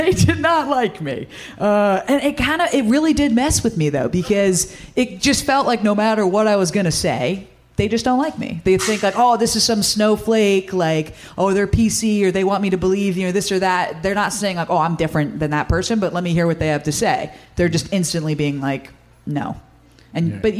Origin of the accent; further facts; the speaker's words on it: Cape Cod, Massachusetts, United States; I'm actually from the Cape Cod area